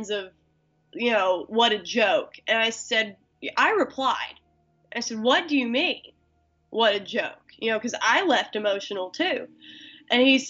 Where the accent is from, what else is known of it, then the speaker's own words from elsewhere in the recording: Appalachia, United States; I was born in the South. I was raised in the coal fields of Appalachia